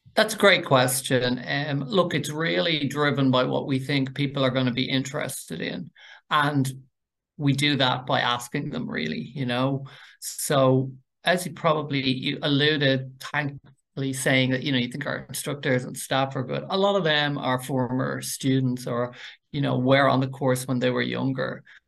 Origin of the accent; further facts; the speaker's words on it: Dublin, Leinster, Ireland; I'm from North Dublin.